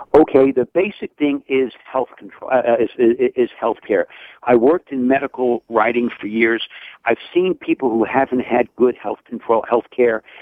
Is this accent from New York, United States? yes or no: yes; New York City, New York, United States; now in Westchester County, United States; I grew up 10 miles from Donald Trump in Queens County. I live 10 miles from Hillary Clinton in Westchester County